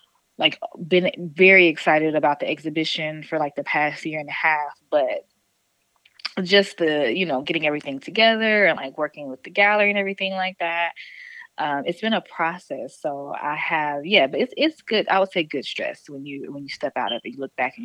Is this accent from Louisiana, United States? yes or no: no; East Point, Georgia, United States; moved away as an adult; also born or lived in Atlanta, Georgia; now in New Orleans, United States; I'm from East Point. And that is the Atlanta area. But I moved to New Orleans